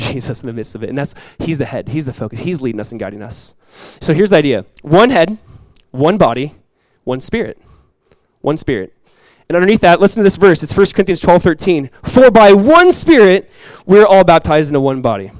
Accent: Southern California, United States; I grew up in Southern California

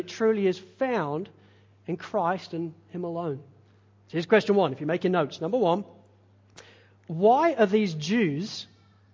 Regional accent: England, United Kingdom; being English

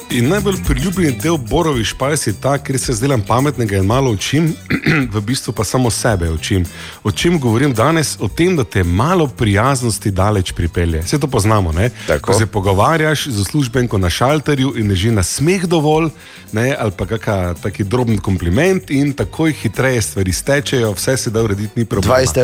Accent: Maribor, Drava, Slovenia; Kaj sem iz Maribora?

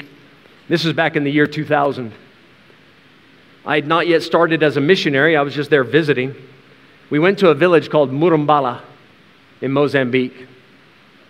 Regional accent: United States; as an American, as a weak, sissy American who's used to air conditioning in the church

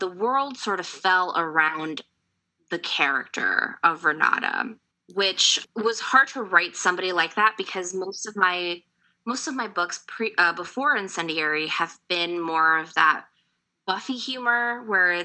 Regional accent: Ecuador; I'm from Ecuador, so coming from a country that was colonized by Spain

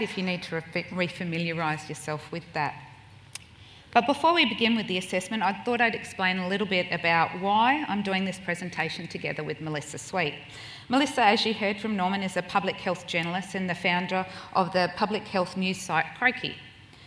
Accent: Point Pearce, South Australia, Australia; being a Noongar Kaurna woman means I come from the York Peninsula in South Australia, and more specifically from a little place called Point Pierce Mission

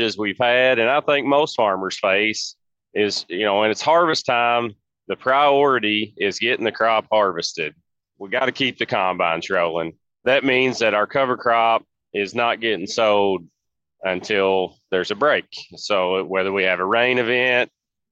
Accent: Philpot, Kentucky, United States; I'm from Philpott, Kentucky, right outside Owensboro. And I farm alongside my dad and my grandfather

